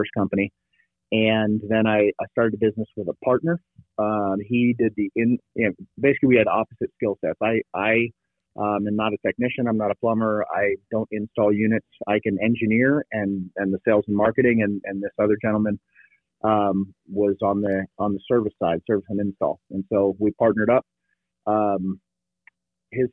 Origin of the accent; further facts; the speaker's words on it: Bay Area, California, United States; moved away as an adult; also born or lived in Virginia / Tucson; I grew up in the Bay Area